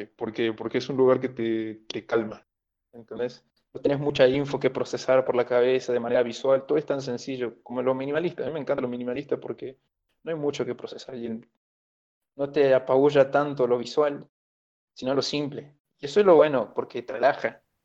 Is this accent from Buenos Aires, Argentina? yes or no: no; Perico, Jujuy, Argentina; Me crié en la, en la ciudad de Perico, pero luego me mudé ya un poco más grande para San Salvador de Jujuy